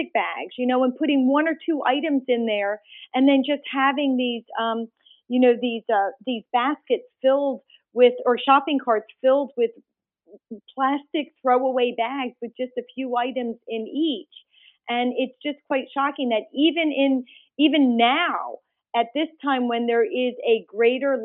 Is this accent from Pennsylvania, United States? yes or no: yes; outside of Philadelphia, Pennsylvania, United States; also born or lived in India; Just a little bit outside of Philadelphia, actually in the Delaware River watershed